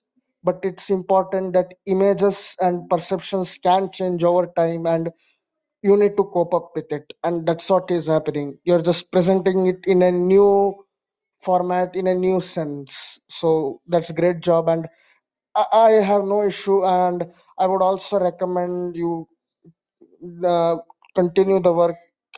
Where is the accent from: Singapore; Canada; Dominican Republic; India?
India; Hi all, I am from India and I was also born in a Hindu family.